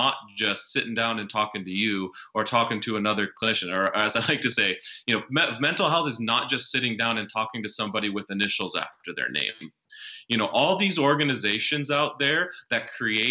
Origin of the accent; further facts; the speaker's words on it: South Dakota, United States; moved away as an adult; also born or lived in Washington, D.C.; I grew up in South Dakota